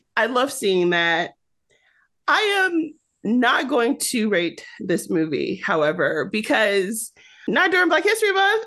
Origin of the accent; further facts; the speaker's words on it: Michigan, United States; growing up in Michigan, you're either a Michigan fan or a Michigan State fan.